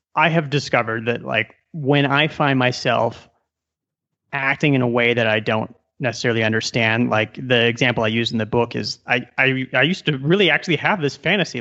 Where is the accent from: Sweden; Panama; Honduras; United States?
United States; Omaha, Nebraska; moved away as an adult; also born or lived in Silicon Valley; now in Colombia; I was born and raised in Omaha, Nebraska